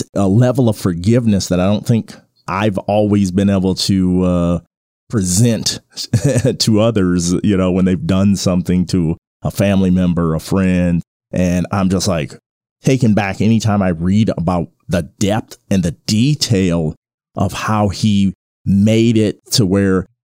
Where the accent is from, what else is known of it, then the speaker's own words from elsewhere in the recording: Flint, Michigan, United States; I'm from Flint, Michigan